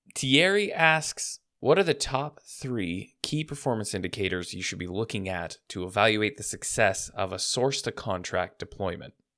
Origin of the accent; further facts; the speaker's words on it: Vancouver, Washington, United States; I grew up in a small town you may have heard of called Vancouver, but not the one in British Columbia. And I was from the United States